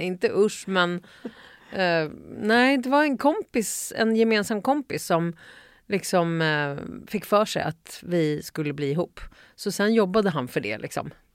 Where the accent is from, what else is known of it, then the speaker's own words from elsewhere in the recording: Uppsala, Uppsala County, Sweden; Jag kommer från eh, mitt i stan, eh, Luthagen. Eh, född och uppvuxen där